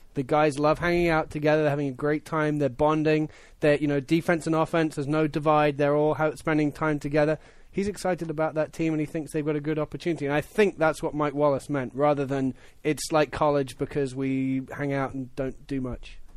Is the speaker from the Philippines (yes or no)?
no; United Kingdom; as a Brit